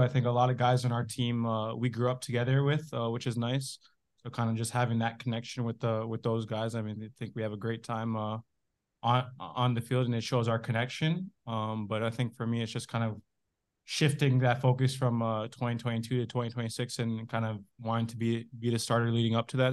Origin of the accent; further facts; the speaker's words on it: Canada; I grew up in Canada